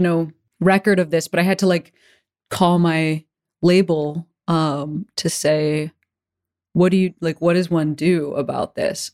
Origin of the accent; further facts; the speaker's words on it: Chicago, Illinois, United States; moved away; I'm from Chicago